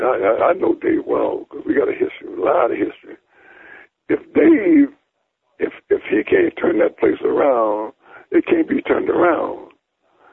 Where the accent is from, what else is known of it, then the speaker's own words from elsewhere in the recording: Alexandria, Virginia, United States; my hometown of Alexandria